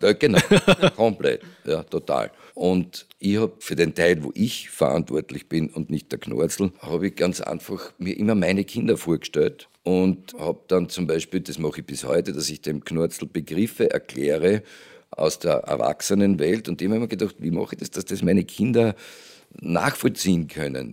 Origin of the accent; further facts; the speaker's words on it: Judenburg, Styria, Austria; bei Jodenburg, wo ich aufgewachsen bin, in der Steiermark